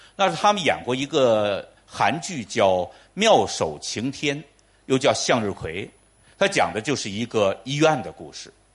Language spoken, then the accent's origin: Chinese; Changchun, Jilin, China; 我就是长春人